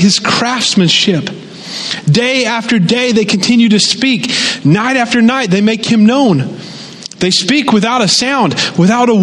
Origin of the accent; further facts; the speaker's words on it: the South, United States; moved away as an adult; now in Pacific Northwest, United States; I grew up in the South